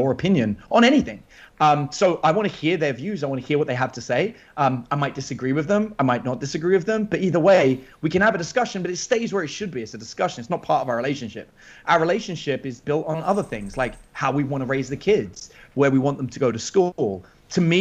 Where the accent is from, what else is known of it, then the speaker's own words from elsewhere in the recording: England, United Kingdom; now in Bastrop, United States; keep abreast of what goes on in England back home